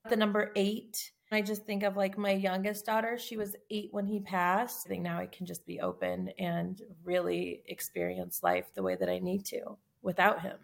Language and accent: English; Tucson, Arizona, United States; I'm from Tucson, Arizona